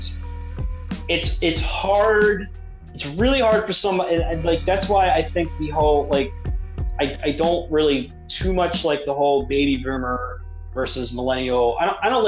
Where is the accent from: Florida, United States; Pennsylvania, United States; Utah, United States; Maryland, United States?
Maryland, United States; Pasadena; I grew up in Pasadena, Maryland